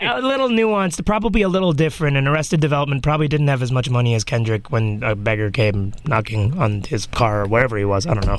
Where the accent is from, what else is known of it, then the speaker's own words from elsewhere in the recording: New York, United States; I was born here, so my parents still think of New York as it was in 92, 93